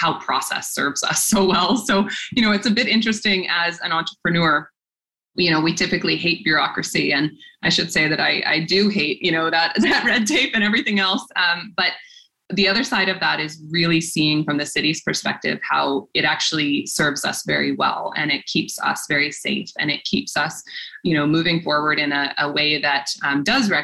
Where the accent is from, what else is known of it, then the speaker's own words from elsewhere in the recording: Port Alberni, British Columbia, Canada; when I was growing up in Port Alberni